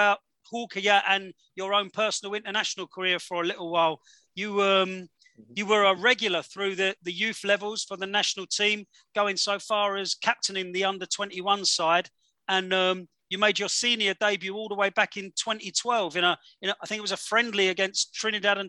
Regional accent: England, United Kingdom; four English blokes

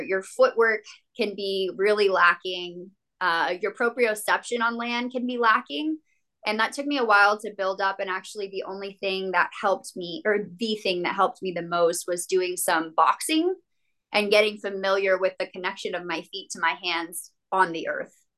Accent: New Mexico, United States; also born or lived in Las Cruces, New Mexico; now in Denver, United States; I grew up in a small town in New Mexico.

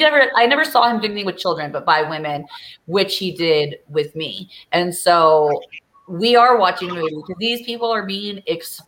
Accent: Orange County, California, United States; I grew up in Orange County

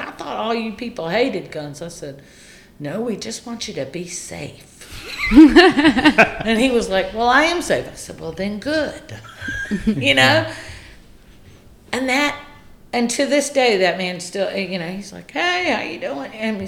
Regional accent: the South, United States; So because I grew up in the South, you just say, hey, how you doing?

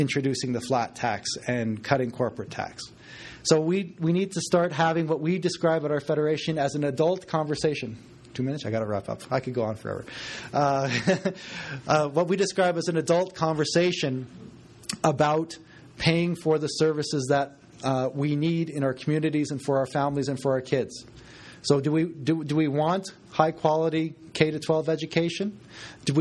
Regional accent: Westlock, Alberta, Canada; now in Edmonton, Canada; I grew up in Alberta

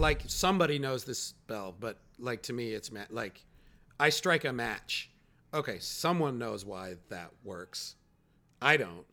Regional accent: Chicago, Illinois, United States; now in New York, United States; I'm from Chicago, where Walgreens is a big drug store

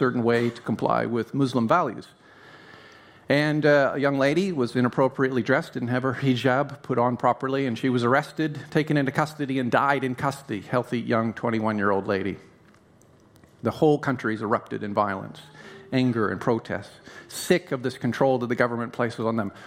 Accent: Canada; I'm Canadian, in case you were wondering why I sound American. I'm Canadian.

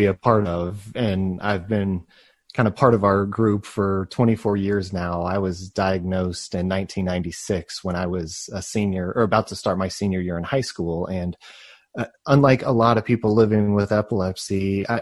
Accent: Plano, Texas, United States; I grew up in Texas in a system.

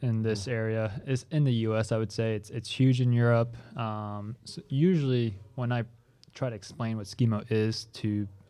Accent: California, United States; also born or lived in France; now in Ogden, United States; Originally from France, but I grew up in California.

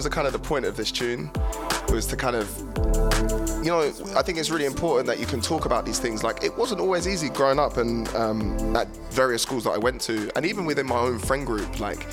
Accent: England, United Kingdom; my experiences as a kid growing up in England

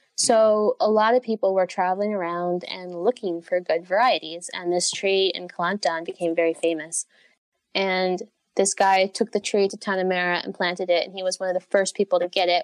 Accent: United States; moved away; I am originally from the United States

